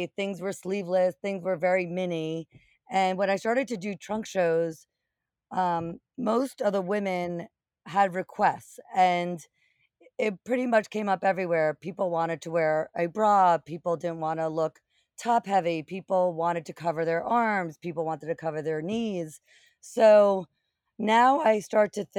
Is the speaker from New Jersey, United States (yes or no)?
yes; New Jersey, United States; I grew up in New Jersey, not far from the Short Hills Mall